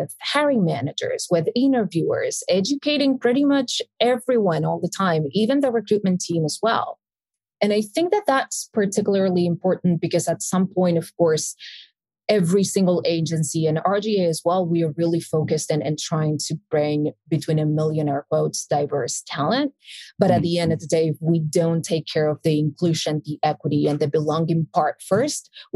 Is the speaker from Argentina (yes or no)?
yes; Buenos Aires, Argentina; first language Spanish; English is a second language; moved away; I was born and raised in Buenos Aires, Argentina